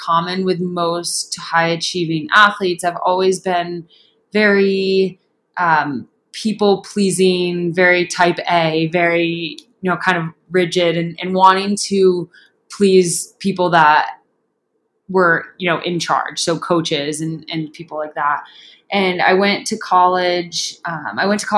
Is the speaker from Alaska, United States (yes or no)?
no; upstate New York, United States; moved away as an adult; also born or lived in Clemson, South Carolina; now in Boulder, United States; I grew up on the East Coast in upstate New York, the non-city part of the state